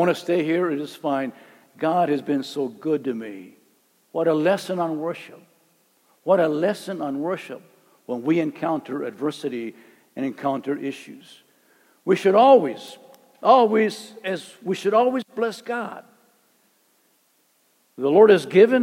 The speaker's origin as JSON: {"language": "English", "town": "Calexico", "region": "California", "country": "United States", "said": "I'm from Calexico. Calexico is like way down"}